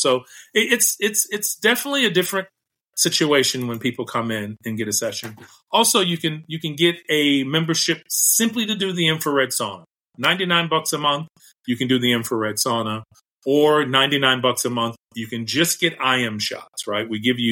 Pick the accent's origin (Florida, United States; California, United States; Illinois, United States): Illinois, United States; Chicago; now in Las Vegas, United States; I'm a Chicagoan born and raised